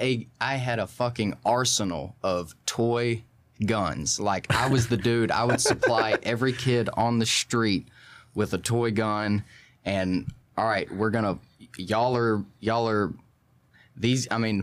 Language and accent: English; Port Neches, Texas, United States; we had moved around a lot before then. I was from Port Neches originally.